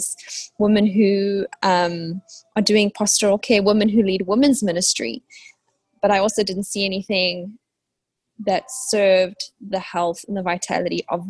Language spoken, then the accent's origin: English; South Africa; now in Waco, United States; I'm South African, living in Waco, Texas in the US.